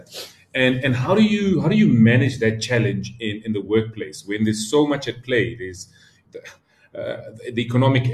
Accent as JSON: {"language": "English", "town": "Soweto", "region": "Gauteng", "country": "South Africa", "tie": "born or raised there", "said": "I grew up in Soweto. Like, I was raised by my grandmother."}